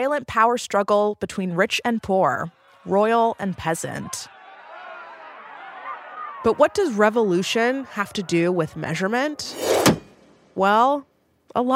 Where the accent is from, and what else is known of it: United States